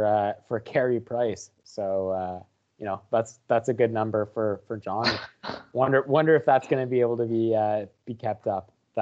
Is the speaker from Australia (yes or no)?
no; Canada; As a Canadian, we just fired our goalie.